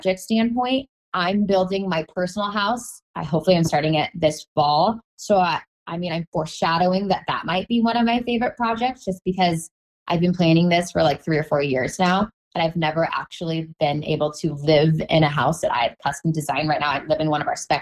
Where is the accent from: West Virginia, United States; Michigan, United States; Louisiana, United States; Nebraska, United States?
Nebraska, United States; Omaha; moved away; I'm from Omaha